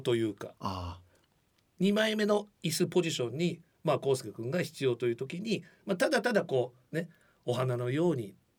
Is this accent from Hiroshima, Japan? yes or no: no; Funabashi, Chiba, Japan; 出身地でもある千葉県船橋市